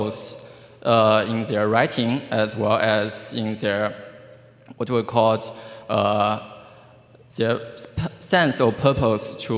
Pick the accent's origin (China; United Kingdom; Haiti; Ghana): China; now in Iowa, United States; I'm from China originally